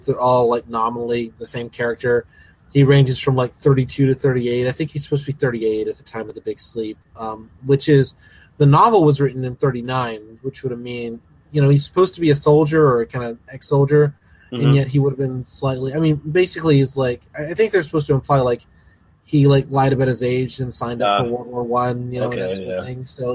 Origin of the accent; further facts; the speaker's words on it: American South, United States; I'm from the American South